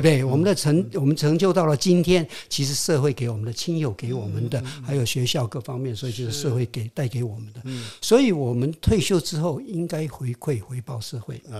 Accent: Hong Kong; first language Hokkien; Chinese is a second language; moved away; also born or lived in Quanzhou, Fujian, China; 我到了香港，我讲广东话。是。啊，我的同学都是广东人

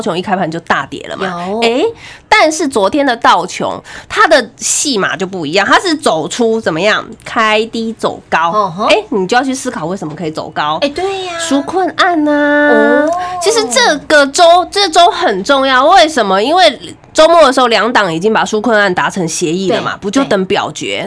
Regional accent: Taiwan; 身为台湾人做骄傲

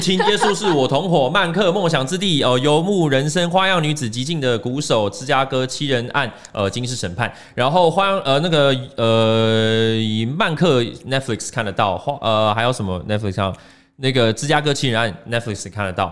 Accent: Taiwan; 我们台湾人在台湾是相对多数

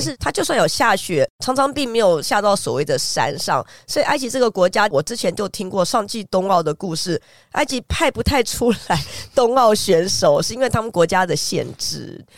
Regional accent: Taiwan; 我们台湾人在亚热带会觉得有点浓

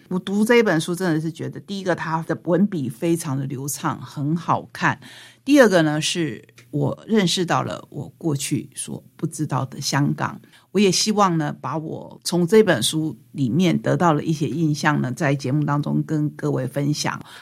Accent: Taitung County, Taiwan; 当然我们台东人自己比较熟悉 我们在地的妈祖

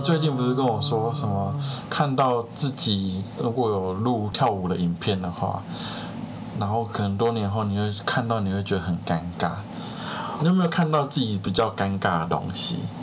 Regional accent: Taiwan; 我们台湾人

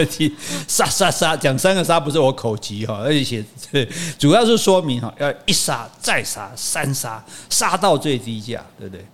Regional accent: Taiwan; 我们台湾人

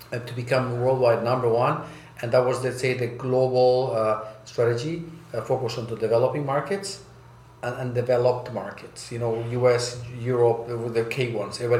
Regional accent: Bolivia; also born or lived in United States / Germany; I grew up in South America and Bolivia, uh, and the U.S. and then in Germany my most of my life.

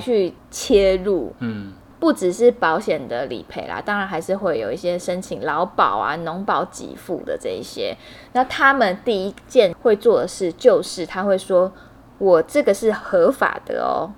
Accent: Hualien, Hualien County, Taiwan; 因为我是花莲人，所以在花莲车票也是一票难求。在我小时候的那个花莲

